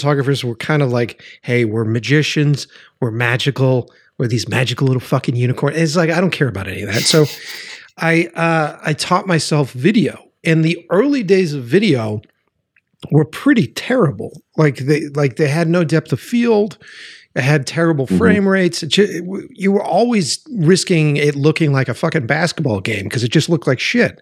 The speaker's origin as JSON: {"language": "English", "town": "Boston", "region": "Massachusetts", "country": "United States", "said": "I'm from Boston."}